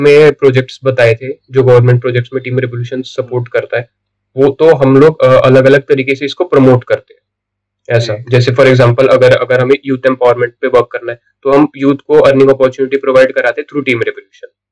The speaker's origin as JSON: {"language": "Hindi", "town": "Pune", "region": "Maharashtra", "country": "India", "tie": "born or raised there", "also_born_or_lived": "Mumbai", "said": "मैं बॉर्न हुआ था मुंबई में टिल 2011 में मुंबई में रहा था but because of fathers transfer हम पुणे में शिफ्ट हो गए एंड तब से मेरी स्कूलिंग मैं फिफ्थ स्टैंडर्ड में आया था पुणे"}